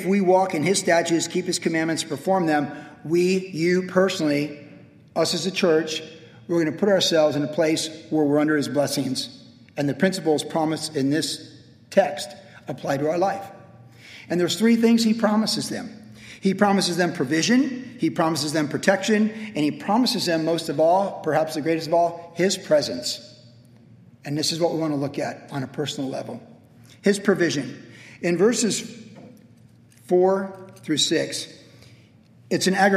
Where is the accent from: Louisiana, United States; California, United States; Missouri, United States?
California, United States; Vista; growing up in Vista